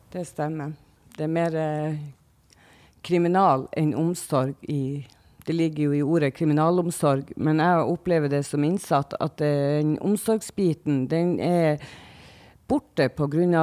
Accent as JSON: {"language": "Norwegian", "town": "Tromsø", "region": "Troms", "country": "Norway", "accent": "Northern Norwegian", "moved": "yes", "lives_now": "Oslo, Norway", "said": "nå er jo jeg fra Nord-Norge, som alle sammen hører. Jeg er fra Tromsø."}